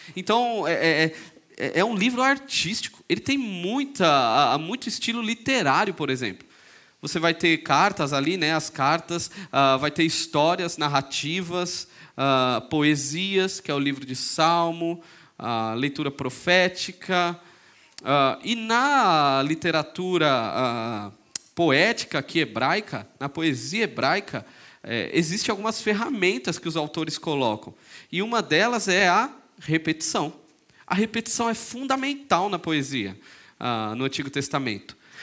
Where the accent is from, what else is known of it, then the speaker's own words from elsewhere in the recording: São Paulo, Brazil; moved away; also born or lived in Belo Horizonte; vim de São Paulo, sou lá de São Paulo